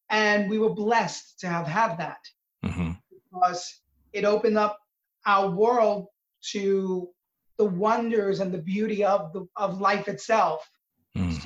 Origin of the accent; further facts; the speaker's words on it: New York City, New York, United States; my growing up in Little Italy in New York City in the late 70s and 80s.